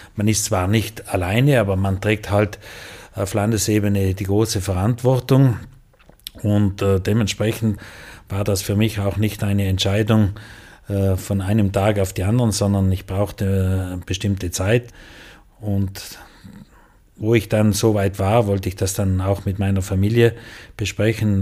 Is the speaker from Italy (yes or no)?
yes; South Tyrol, Trentino-Alto Adige, Italy; bei uns in Südtirol